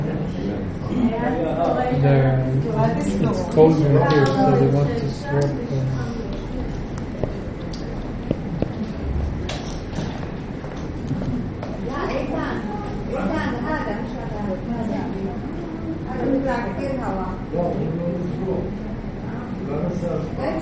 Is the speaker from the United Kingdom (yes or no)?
yes; England, United Kingdom; I am English